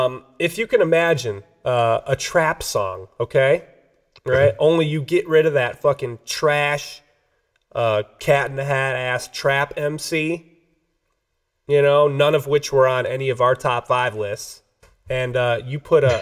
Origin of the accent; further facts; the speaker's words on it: Detroit, Michigan, United States; I'm from Detroit.